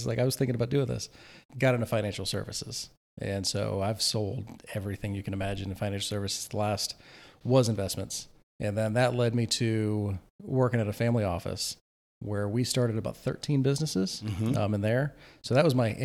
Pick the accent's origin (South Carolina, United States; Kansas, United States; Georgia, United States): South Carolina, United States; Charleston; moved away as an adult; also born or lived in Arizona; now in Charleston, United States; I was born in Charleston